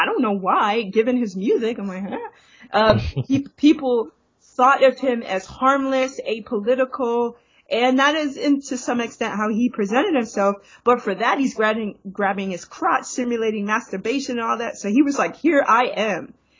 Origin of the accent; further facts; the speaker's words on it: New York City, New York, United States; I grew up in Brooklyn, close to the Hoyt and Schermerhorn station